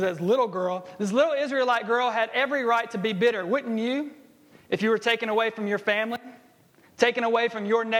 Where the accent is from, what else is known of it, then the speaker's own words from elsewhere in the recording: Jackson, Alabama, United States; I grew up in Jackson, Alabama